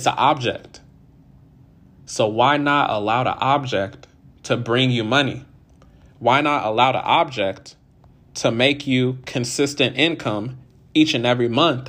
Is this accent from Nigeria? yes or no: yes; Nigeria; So today's Nigerian Independence Day. Shout out to all my Nigerians. If you don't know, I'm Nigerian.